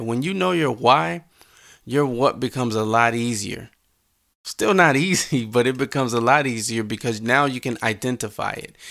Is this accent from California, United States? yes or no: no; Mounds, Illinois, United States; I grew up in Mounds, Illinois.